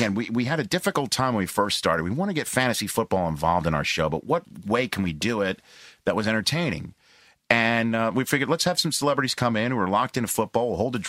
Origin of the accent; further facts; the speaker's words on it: New York, United States; As a New Yorker.